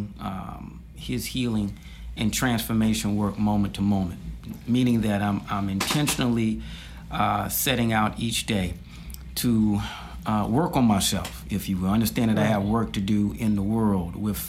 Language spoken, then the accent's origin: English; Washington, District of Columbia, United States; born or raised there; also born or lived in Tallahassee, Florida